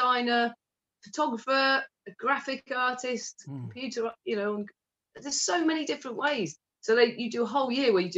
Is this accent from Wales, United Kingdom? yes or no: no; Stratford-upon-Avon, West Midlands, United Kingdom; my hometown in Stratford